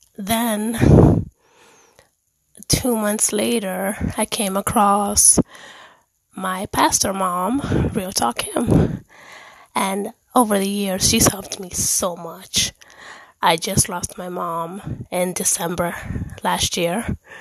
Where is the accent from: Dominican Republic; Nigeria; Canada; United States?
Dominican Republic; also born or lived in Germany; I am Dominican. I was born in Erlich in Germany